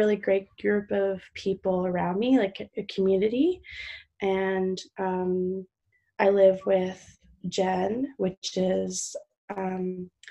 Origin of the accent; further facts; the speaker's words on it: Vancouver, British Columbia, Canada; from Vancouver, British Columbia, Canada